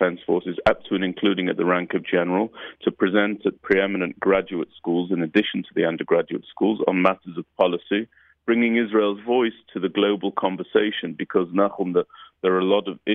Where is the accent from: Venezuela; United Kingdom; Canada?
United Kingdom; moved away; what we grew up with in the United Kingdom